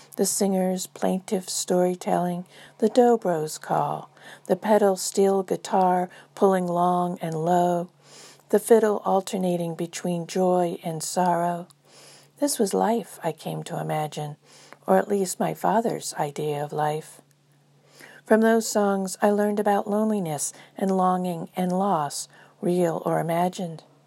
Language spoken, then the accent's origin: English; Space Coast, Florida, United States; growing up on Space Coast, Florida, during the fifties and sixties.